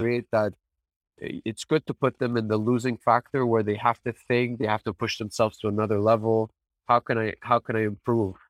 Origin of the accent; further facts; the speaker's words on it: Canada; I'm born here, I'm Lebanese